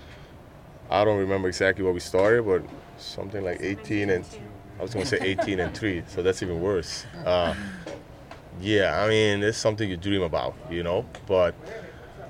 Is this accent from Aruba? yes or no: yes; Aruba; moved away; I'm from Aruba